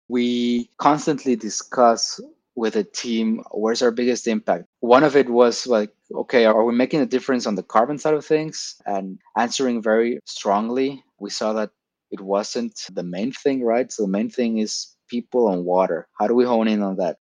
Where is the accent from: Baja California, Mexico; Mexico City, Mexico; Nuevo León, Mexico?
Baja California, Mexico; Tijuana; moved away as an adult; now in Lisbon, Portugal; Originally from Mexico. Okay. Born and raised in in TJ, uh, Tijuana, Baja California.